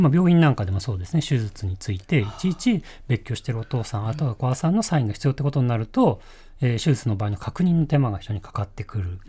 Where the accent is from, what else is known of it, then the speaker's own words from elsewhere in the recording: Yokohama, Kanagawa, Japan; 横浜出身で、えー、大学も東京で